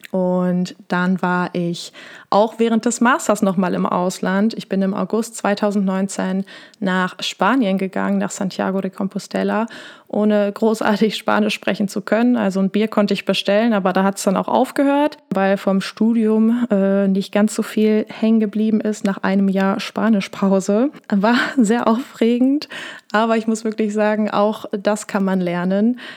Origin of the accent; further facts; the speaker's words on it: Wesel, North Rhine-Westphalia, Germany; also born or lived in Essen; Ich komme aus Wesel am Niederrhein in NRW bin aber doch eher im Herzen ein kleines Ruhrpottkind